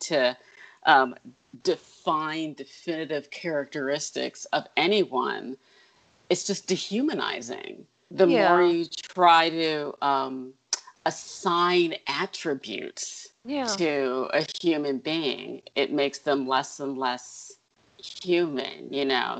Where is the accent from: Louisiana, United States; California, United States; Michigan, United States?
Michigan, United States; Detroit; now in Brooklyn, United States; I grew up in Detroit, which is a kind of gothic-y kind of has a gothic-y kind of vibe to it.